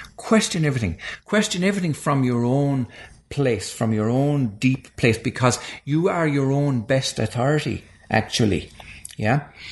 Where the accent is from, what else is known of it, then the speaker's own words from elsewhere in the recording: Ireland; moved away; when I was growing up in Ireland